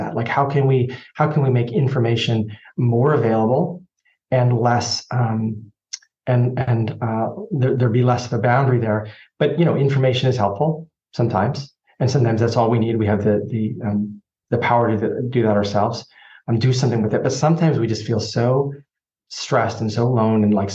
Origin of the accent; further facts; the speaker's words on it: Canada; accent: Canadian; My Canadian accent